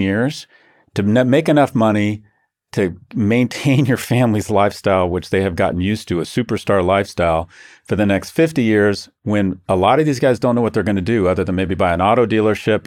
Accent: Scotland, United Kingdom; I'm Scottish

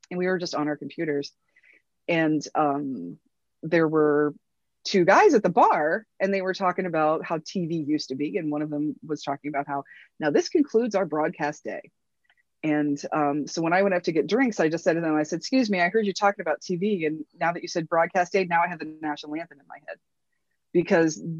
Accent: Midwest, United States; I'm sorry if I made you uncomfortable, but I'm from the Midwest. And when I'm in a bar, I don't know any strangers.

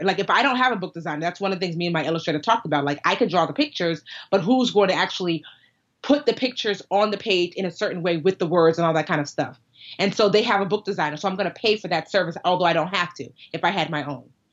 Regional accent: United States; we're American

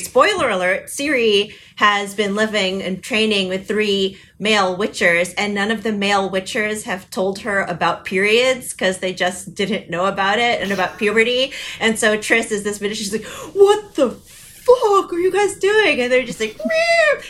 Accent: United States; I'm too American

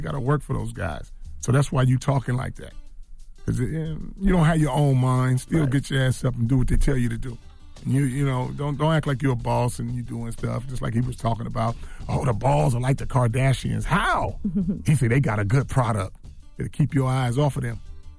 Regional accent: East Coast, United States; I'm from the East Coast. I got to say

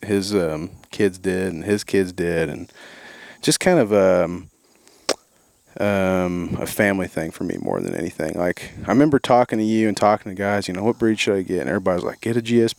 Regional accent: Southern Illinois or Central Illinois, United States; I grew up in Southern Illinois or Central Illinois, depending on who you talk to or whose side you're on, I guess.

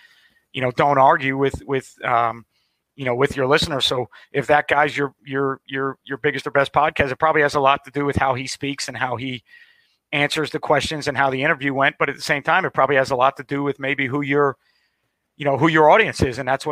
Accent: Long Island, New York, United States; now in Jacksonville, United States; I grew up in New York. I'm a Long Island guy

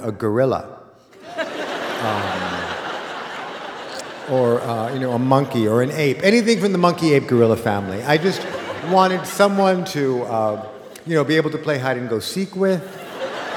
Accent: Los Angeles, California, United States; a kid like me in 1970, growing up in Los Angeles

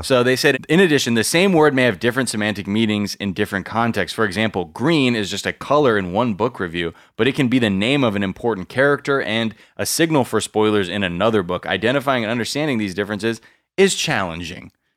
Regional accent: California, United States; Growing up in California

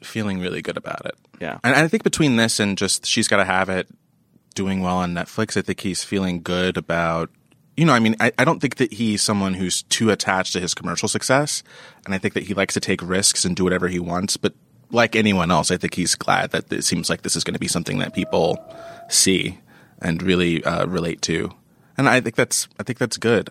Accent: New York, United States; as a New Yorker

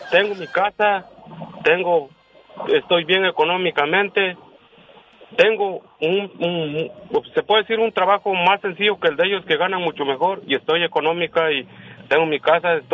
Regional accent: Oaxaca, Mexico; now in Madera, United States; yo llegué del el estado de Oaxaca

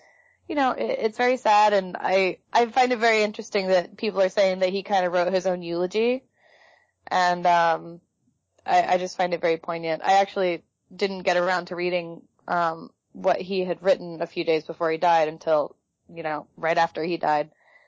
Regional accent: Champaign, Illinois, United States; he's from my hometown of Champaign, Urbana, Illinois.

